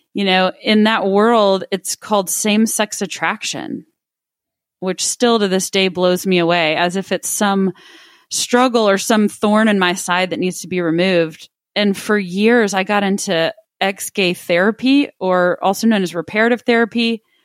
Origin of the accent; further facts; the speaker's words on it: Midland, Texas, United States; also born or lived in Austin, Texas; growing up in Midland, Texas, where I, I was born and raised, lived there until I was seventeen years old